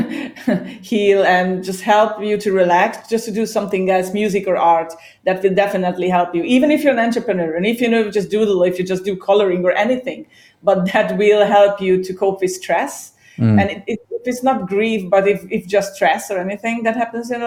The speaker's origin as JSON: {"language": "English", "country": "Hungary", "tie": "born or raised there", "also_born_or_lived": "Ireland", "second_language": "English", "moved": "yes", "lives_now": "Cyprus", "said": "I was born and raised in Hungary. I originally from Hungary"}